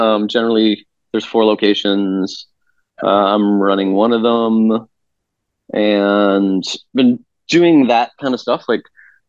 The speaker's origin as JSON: {"language": "English", "town": "Concord", "region": "Massachusetts", "country": "United States", "tie": "born or raised there", "moved": "yes", "lives_now": "Chicago, United States", "said": "I'm from Concord, Massachusetts"}